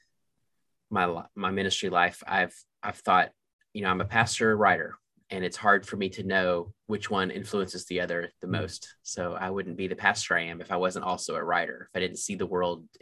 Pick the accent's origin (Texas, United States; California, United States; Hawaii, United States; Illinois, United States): Texas, United States; Waco; also born or lived in Charlottesville, Virginia / Clemson, South Carolina; now in Michigan, United States; My dad is still pastoring the same church in Waco, Texas that I was in as a young boy.